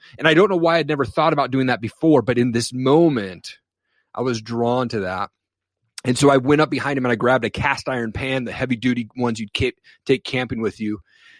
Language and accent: English; Washington, United States; So, you know, I grew up in Eastern Washington.